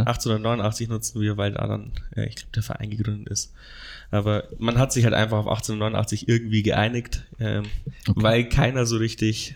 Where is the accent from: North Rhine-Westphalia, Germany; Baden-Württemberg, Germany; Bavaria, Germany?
Bavaria, Germany; Amberg; also born or lived in Regensburg; ich komme aus Amberg, 60 Kilometer weg von hier